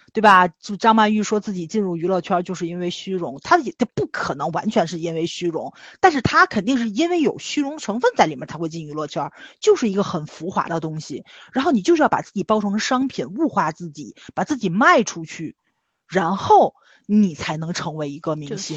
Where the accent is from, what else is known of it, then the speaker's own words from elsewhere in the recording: Tianjin, China; 我生在了天津，天津就是一个反内卷的城市，全中嗯。国最反内卷的就在我们天津了